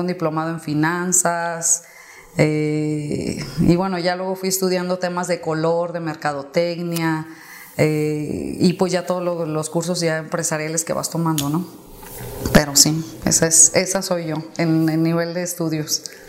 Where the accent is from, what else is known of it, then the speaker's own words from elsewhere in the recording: Guadalajara, Jalisco, Mexico; yo soy de Guadalajara. Y toda la vida he vivido aquí en Guadalajara